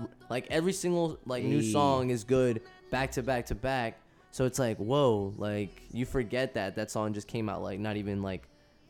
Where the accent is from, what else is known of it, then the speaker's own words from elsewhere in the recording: Kearny, New Jersey, United States; also born or lived in Ecuador; I was born there.